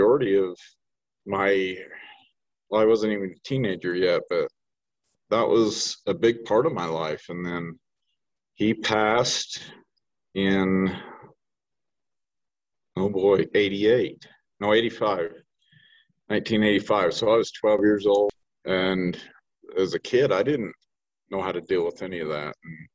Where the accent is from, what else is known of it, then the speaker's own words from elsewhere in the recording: Gunnison, Utah, United States; Born and raised in Gunnison, Utah, still living here